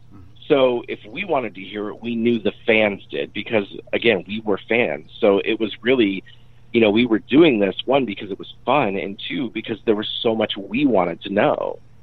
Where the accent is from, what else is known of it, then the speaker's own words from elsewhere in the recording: Michigan, United States; also born or lived in Phoenix; You know, I grew up in Michigan. I went to college in Phoenix, and then I moved to LA to, you know, pursue singing.